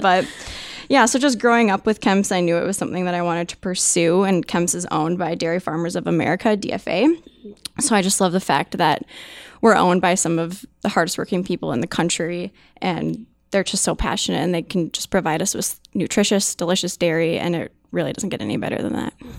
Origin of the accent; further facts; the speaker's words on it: Minnesota, United States; I was born and raised in Minnesota